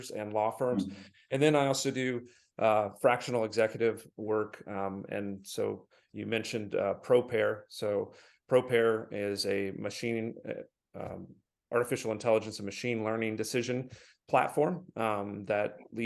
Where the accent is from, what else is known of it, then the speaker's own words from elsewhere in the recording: Michigan, United States; I'm from Michigan